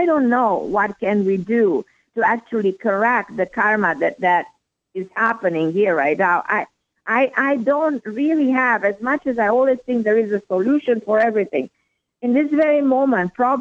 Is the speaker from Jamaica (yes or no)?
no; Romania; moved away as an adult; now in United States; I was born in a communist country. I was born in Romania. I know what it is to be born during a communist regime, to live under communist regime, under Ceausescu regime